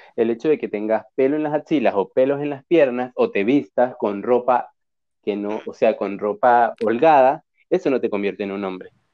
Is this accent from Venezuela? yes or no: yes; Venezuela; en una cultura como la que crecimos en Venezuela